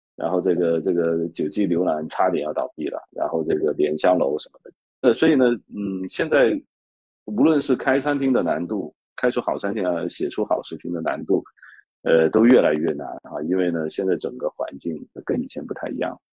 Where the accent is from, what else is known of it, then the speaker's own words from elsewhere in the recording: Guangdong, China; now in Hong Kong; 因为我是广东人